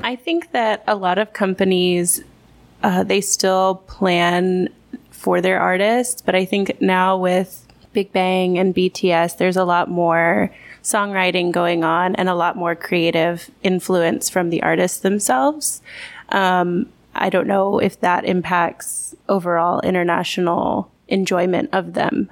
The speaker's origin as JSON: {"language": "English", "region": "Texas", "country": "United States", "moved": "as an adult", "lives_now": "South Korea", "said": "I'm from Texas originally"}